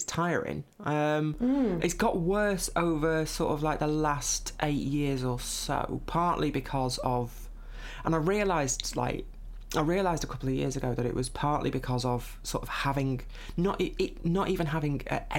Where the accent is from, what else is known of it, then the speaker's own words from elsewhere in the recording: Lancashire, North West England, United Kingdom; also born or lived in Manchester; I grew up in Lancashire, which is where I'm back now. I moved out of the city about 18 months ago.